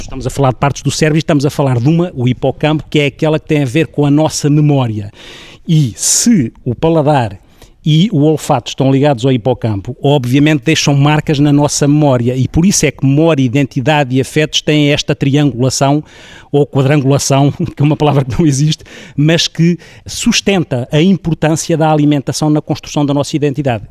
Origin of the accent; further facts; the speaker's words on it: Ribatejo, Portugal; sou ribatejano